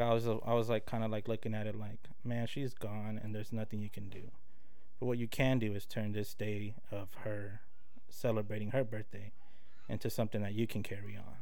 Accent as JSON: {"language": "English", "town": "Tulsa", "region": "Oklahoma", "country": "United States", "tie": "born or raised there", "also_born_or_lived": "Los Angeles, California"}